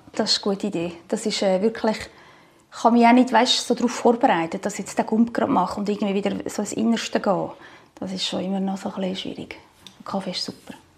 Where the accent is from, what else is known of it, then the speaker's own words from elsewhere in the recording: Zug, Switzerland; ich bin aus Zug